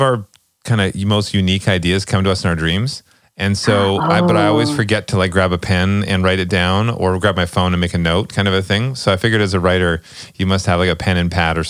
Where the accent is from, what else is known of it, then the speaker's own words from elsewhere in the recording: outside of Vancouver, British Columbia, Canada; I'm from the West Coast. I'm from outside of Vancouver